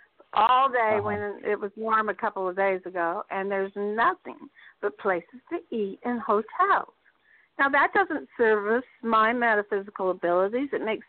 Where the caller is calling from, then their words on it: Indianapolis, Indiana, United States; Hi, this is … in Indianapolis.